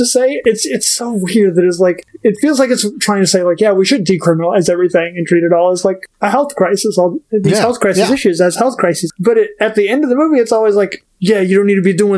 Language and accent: English; Oklahoma, United States; I'm from Oklahoma